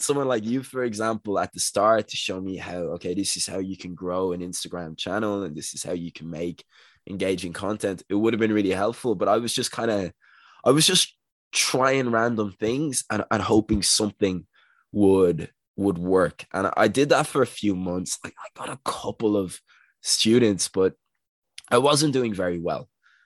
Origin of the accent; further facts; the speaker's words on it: Dublin, Leinster, Ireland; I'm from Dublin in Ireland